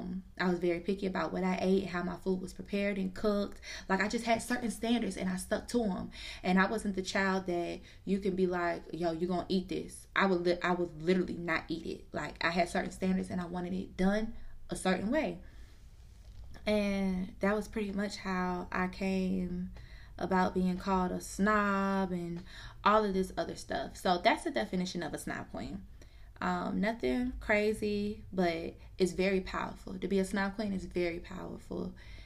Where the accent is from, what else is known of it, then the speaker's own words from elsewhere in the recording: Georgia, United States; also born or lived in New Jersey / DMV area / Orlando, Florida; I was born in New Jersey. I was raised in the DMV area for a good, I'd say up until I was probably about 5 years old. And then I moved to Georgia. And then I moved to Orlando, Florida for about 7 years. And then moved back to the A.